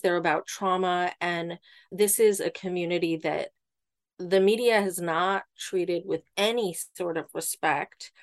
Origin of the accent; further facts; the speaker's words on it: Ireland; I'm Irish